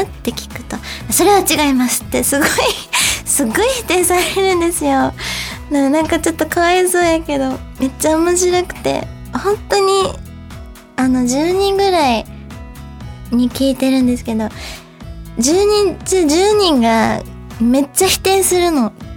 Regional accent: Kansai, Japan; accent: Kansai dialect; 私はむしろ関西弁聞いて育ってきたので、あの、落ち着くのは関西弁なんですけど

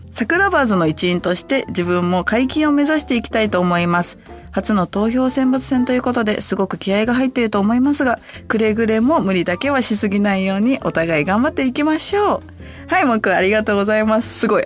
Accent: Hachioji, Tokyo, Japan; moved away; 八王子出身

